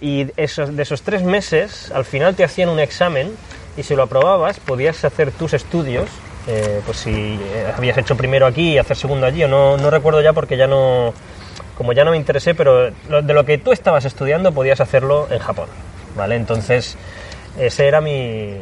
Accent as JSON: {"language": "Spanish", "country": "Spain", "said": "como los españoles"}